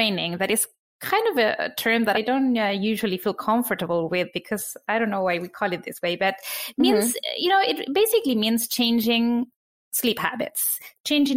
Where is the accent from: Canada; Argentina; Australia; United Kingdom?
Argentina; now in New York, United States; I am originally from Argentina. I live in New York.